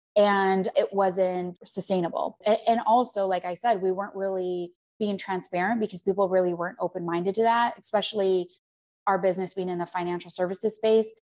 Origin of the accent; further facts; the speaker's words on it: Arizona, United States; moved away; also born or lived in Scottsdale; I'm from Arizona